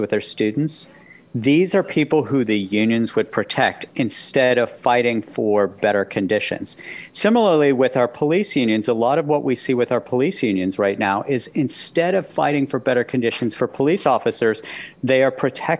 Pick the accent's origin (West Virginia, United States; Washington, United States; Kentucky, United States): West Virginia, United States; when I was growing up in West Virginia